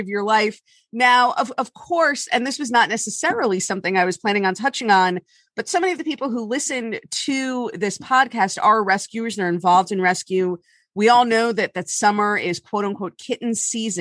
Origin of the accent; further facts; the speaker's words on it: Miami, Florida, United States; moved away; I'm from Miami